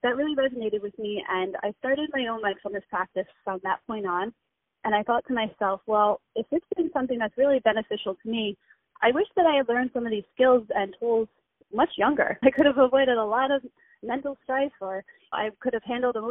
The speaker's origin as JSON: {"language": "English", "area": "Long Island", "region": "New York", "country": "United States", "said": "I'm from Long Island, out east"}